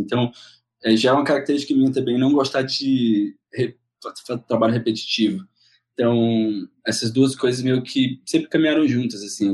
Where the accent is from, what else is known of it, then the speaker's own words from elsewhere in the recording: Fortaleza, Ceará, Brazil; moved away as an adult; now in São Paulo, Brazil; Em 2007 mudei para São Paulo, sou de Fortaleza